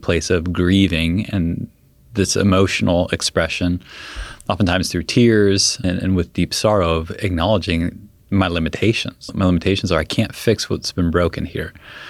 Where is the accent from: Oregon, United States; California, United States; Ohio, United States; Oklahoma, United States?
California, United States; San Diego; I grew up in San Diego, so we go back for the funeral in San Diego.